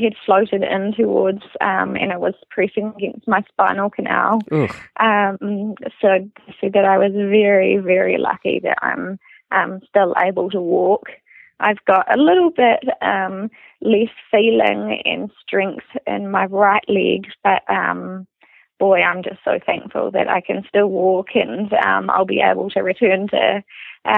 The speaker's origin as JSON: {"language": "English", "town": "Rotorua", "region": "Bay of Plenty", "country": "New Zealand", "tie": "born or raised there", "said": "I was transferred back to Rotorua, which is my hometown"}